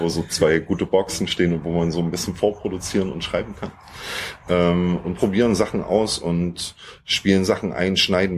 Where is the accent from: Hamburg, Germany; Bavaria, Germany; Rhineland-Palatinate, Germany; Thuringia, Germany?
Thuringia, Germany; moved away as an adult; now in Leipzig, Germany; wir kommen eigentlich so aus Thüringen, sind aber jetzt inzwischen seit, seit über zehn Jahren in Leipzig